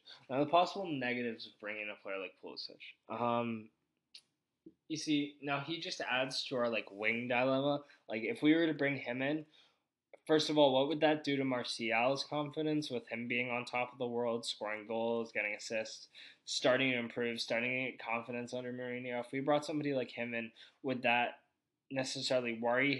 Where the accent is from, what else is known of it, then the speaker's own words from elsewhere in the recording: United States; I'm American